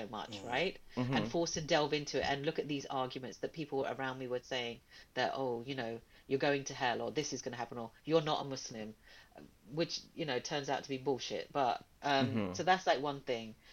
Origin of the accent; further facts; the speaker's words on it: London, United Kingdom; also born or lived in Pakistan; we're from London